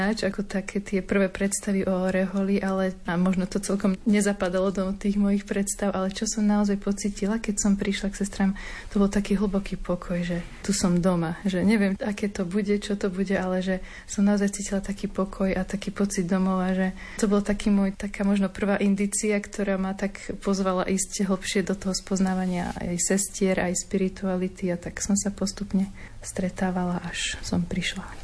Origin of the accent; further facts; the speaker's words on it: Bánovce nad Bebravou, Trenčín Region, Slovakia; ja pochádzam z Bánovi, z Bebrou